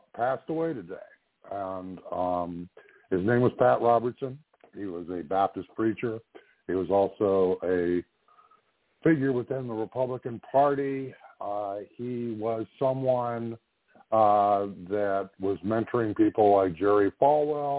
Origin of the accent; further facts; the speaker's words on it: Ontario, Canada; moved away; also born or lived in Nova Scotia; I grew up in Ontario.